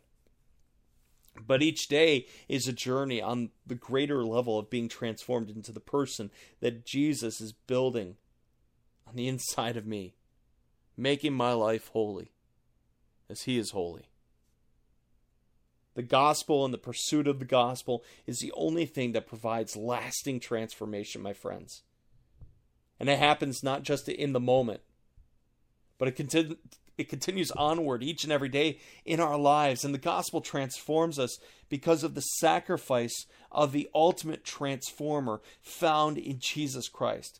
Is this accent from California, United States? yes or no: no; Buffalo, New York, United States; I was born outside of Buffalo, New York